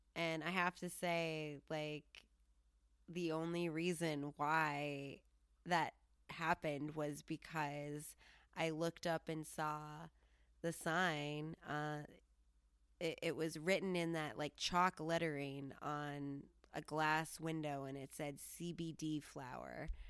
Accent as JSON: {"language": "English", "region": "Colorado", "country": "United States", "said": "I'm from Colorado"}